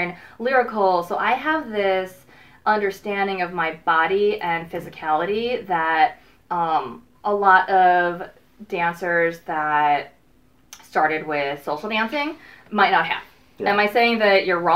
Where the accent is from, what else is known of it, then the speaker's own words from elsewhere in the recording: Chicago, Illinois, United States; moved away as an adult; now in California, United States; I'm from Chicago, y'all. You might hear that in my voice sometimes.